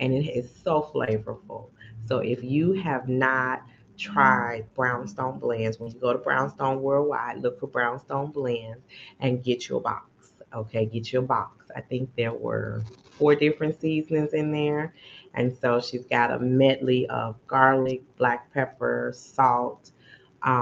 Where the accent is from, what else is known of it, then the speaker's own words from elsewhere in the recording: Chicago, Illinois, United States; now in Dallas, United States; I'm from Chicago